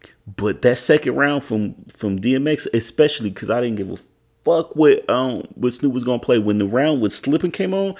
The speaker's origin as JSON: {"language": "English", "town": "Edmond", "region": "Oklahoma", "country": "United States", "tie": "born or raised there", "said": "me growing up in Edmond, Oklahoma, which is pretty much like a suburb to Oklahoma City"}